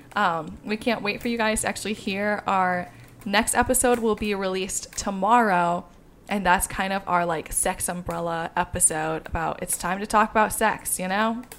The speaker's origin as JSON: {"language": "English", "region": "Midwest", "country": "United States", "tie": "born or raised there", "said": "I grew up in the Midwest"}